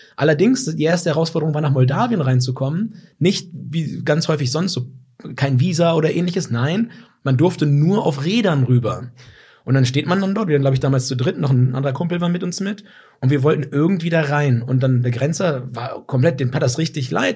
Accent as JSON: {"language": "German", "area": "Weserbergland", "region": "Lower Saxony", "country": "Germany", "tie": "born or raised there", "moved": "yes", "said": "komme ich äh, ganz ursprünglich aus dem Weserbergland, von einem äh, ehemals kleinen Bauernhof und bin halt viel mit Tieren aufgewachsen in der Natur"}